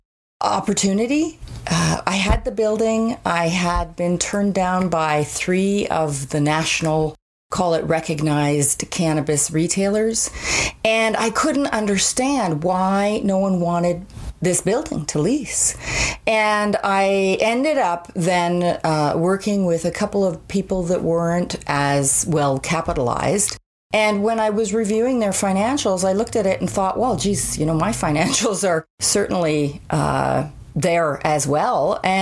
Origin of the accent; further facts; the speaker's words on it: Ontario, Canada; now in Calgary, Canada; I came from Ontario, which is much more of a hierarchy.